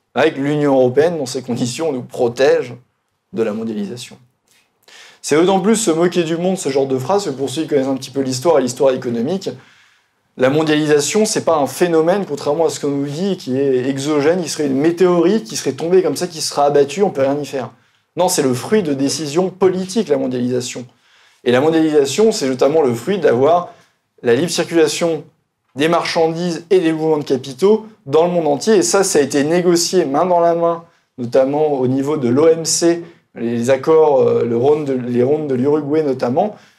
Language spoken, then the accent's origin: French; Burgundy, Bourgogne-Franche-Comté, France; je venais de Bourgogne, on aime bien le, le vin en Bourgogne